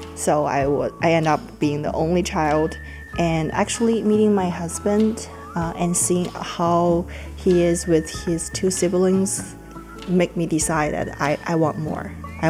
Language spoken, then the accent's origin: English; China; moved away as an adult; now in Texas, United States; I grew up in China in like a city environment.